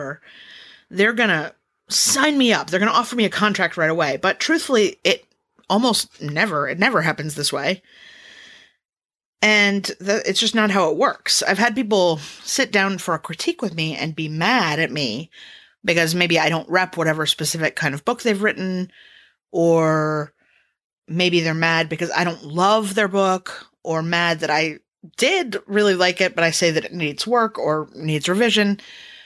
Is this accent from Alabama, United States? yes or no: no; Los Angeles, California, United States; moved away; I'm from Los Angeles, so I have family there